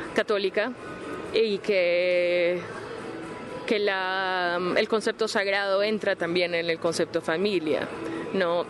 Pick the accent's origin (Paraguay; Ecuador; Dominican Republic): Ecuador; soy ecuatoriana